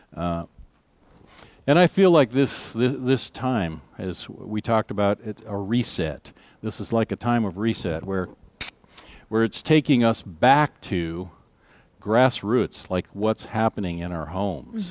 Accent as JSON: {"language": "English", "country": "United States", "said": "our rights as United States citizens"}